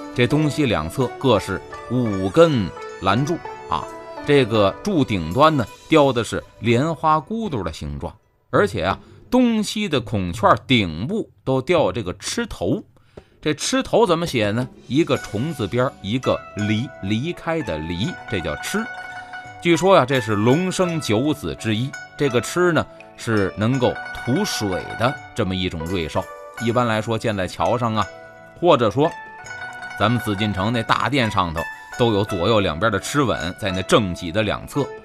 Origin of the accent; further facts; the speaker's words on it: Beijing, China; 我小时候在北京